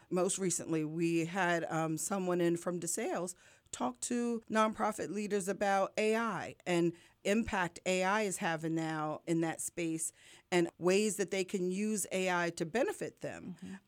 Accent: New York, United States; now in Lehigh Valley, United States; I'm from New York originally

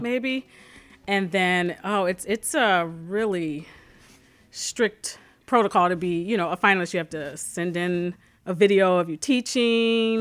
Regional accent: Calumet City, Illinois, United States; I grew up in Calumet City.

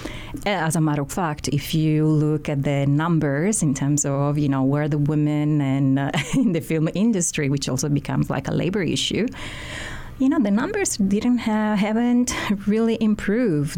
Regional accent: Sicily, Italy; also born or lived in Baltimore; now in Honolulu, United States; I'm originally from Sicily, from Italy.

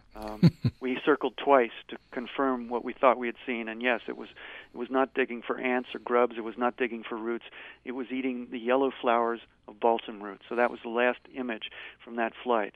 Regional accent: Cincinnati, Ohio, United States; moved away as an adult; now in Montana, United States; grew up in Cincinnati, came to Montana in 1973 after graduate school, and I've been here since then.

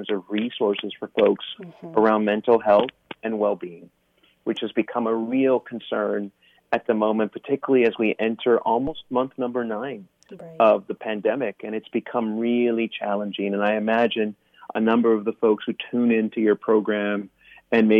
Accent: South Texas, United States; moved away as an adult; also born or lived in Japan / Michigan; now in Pennsylvania, United States; I'm originally from Texas, more specifically South Texas

